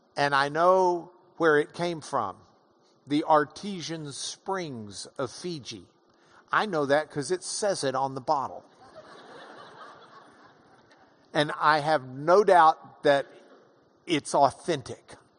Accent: Lubbock, Texas, United States; I'm from Lubbock

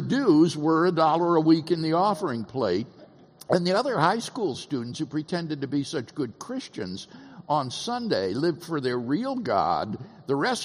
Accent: Keokuk, Iowa, United States; also born or lived in Peoria, Illinois; Peoria, Illinois, is where I was born, and then raised in a little town on the Mississippi River called Keokuk, Iowa

